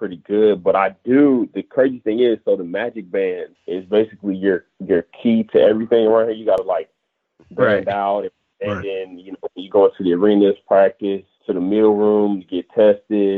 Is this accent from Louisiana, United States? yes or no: no; Florida, United States; I'm from here